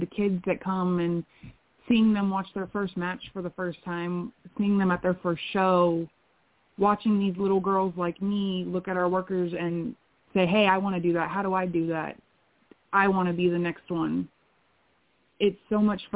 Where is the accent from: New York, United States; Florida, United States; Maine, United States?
Florida, United States; I am actually from Florida